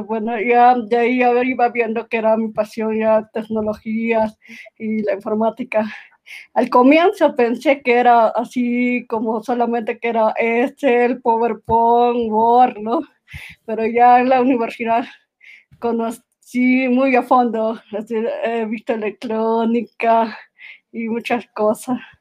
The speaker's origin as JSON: {"language": "Spanish", "country": "Peru", "said": "Yo actualmente estoy en Perú, soy de Perú"}